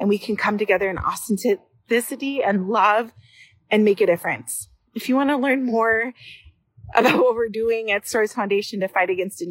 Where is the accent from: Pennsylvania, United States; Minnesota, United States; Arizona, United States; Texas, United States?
Minnesota, United States; Brooklyn Park; I am from Brooklyn Park.